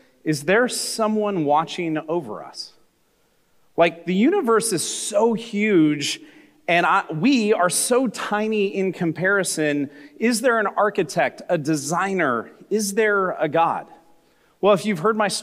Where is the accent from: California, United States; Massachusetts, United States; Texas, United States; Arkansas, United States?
California, United States; I grew up in America, in California, in the 1980s